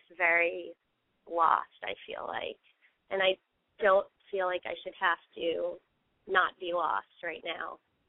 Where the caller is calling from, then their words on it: Los Angeles, California, United States; I'm 20, and I'm calling from Los Angeles.